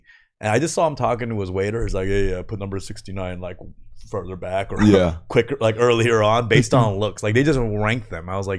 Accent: California, United States; I grew up in Cali my whole life

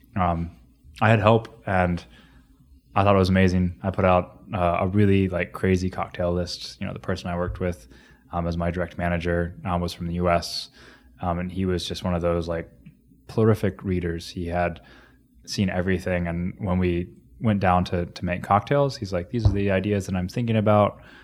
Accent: Grove City, Ohio, United States; moved away; also born or lived in Xenia, Ohio / Cincinnati / Columbus / New Zealand; so that's where I grew up

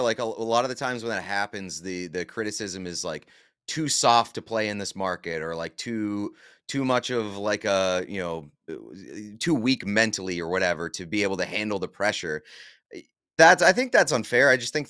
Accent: Boston, Massachusetts, United States; Like, I'm from Boston, and I've seen basically every single team here win, if not a championship, multiple championships.

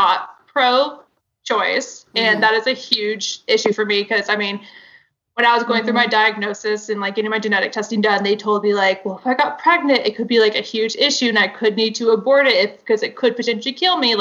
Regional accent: the South, United States; I grew up in the South.

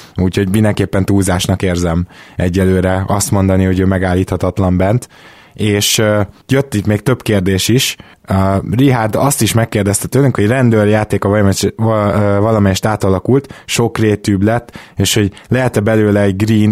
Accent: Budapest, Hungary; Délpesten nőttünk fel, tizenhárom-tizennégy évesen graffitisztünk

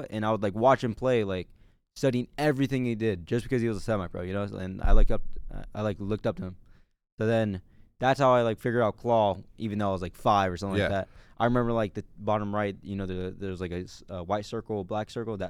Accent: Modesto, California, United States; born there; So I was born in Modesto, California. I grew up in the trenches.

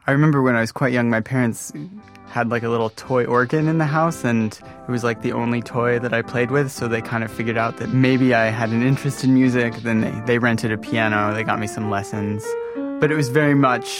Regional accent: Modesto, California, United States; born or raised there; moved away as an adult; also born or lived in Grand Rapids, Michigan / Rockford, Illinois

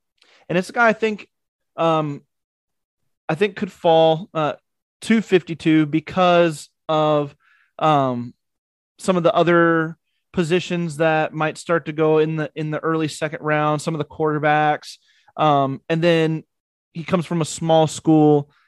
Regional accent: United States; also born or lived in North Dakota / South Dakota; where I grew up in North Dakota and South Dakota.

